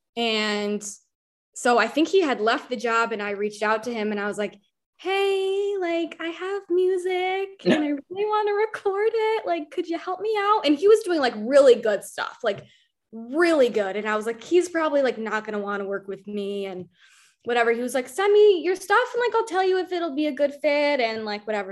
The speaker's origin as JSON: {"language": "English", "town": "Albany", "region": "New York", "country": "United States", "tie": "born or raised there", "also_born_or_lived": "Rochester", "moved": "as an adult", "said": "I'm from Albany, like Albany"}